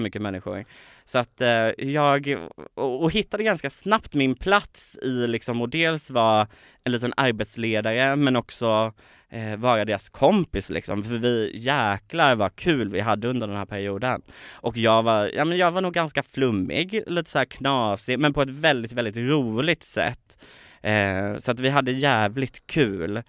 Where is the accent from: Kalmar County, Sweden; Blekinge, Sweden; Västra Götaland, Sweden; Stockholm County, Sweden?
Kalmar County, Sweden; Påryd; born or raised there; moved away